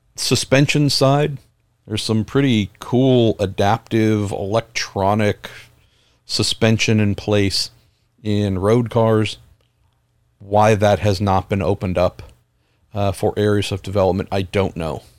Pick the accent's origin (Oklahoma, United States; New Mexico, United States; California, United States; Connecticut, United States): California, United States; San Andreas fault line; I grew up right on the San Andreas fault line